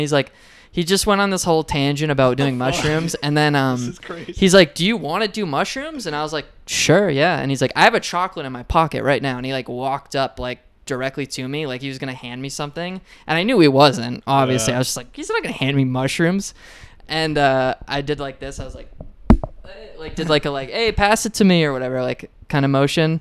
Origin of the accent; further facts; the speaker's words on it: Portland, Maine, United States; I'm from Portland, Maine.